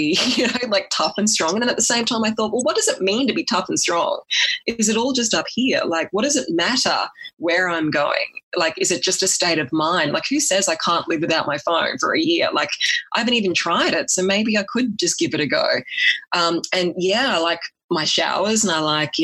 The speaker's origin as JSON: {"language": "English", "country": "Australia", "also_born_or_lived": "Sydney", "said": "I was a firm city girl, but at the same time, where I came from in my hometown was quite small"}